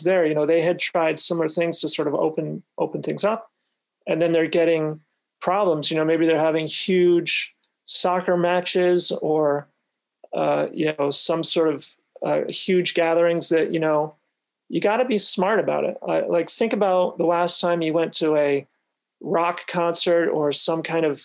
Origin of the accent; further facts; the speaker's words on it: New England, United States; moved away; I'm from New England originally